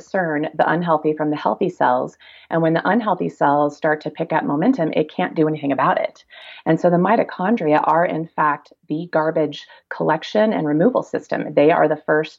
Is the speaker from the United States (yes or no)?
yes; Kansas, United States; moved away; also born or lived in Durango, Colorado; I'm a kid from Kansas originally